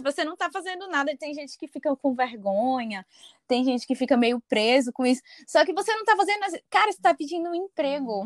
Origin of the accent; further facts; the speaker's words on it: Fortaleza, Ceará, Brazil; moved away as an adult; now in Dublin, Ireland; Eu sou de Fortaleza, Ceará